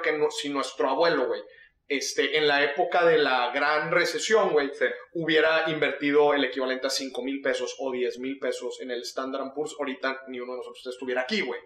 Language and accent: Spanish; Mexico; los mexicanos